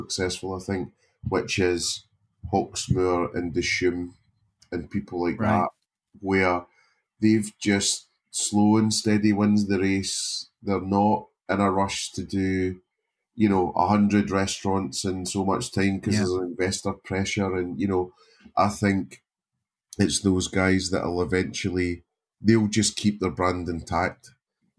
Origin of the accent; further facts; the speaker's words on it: Scotland, United Kingdom; being Scottish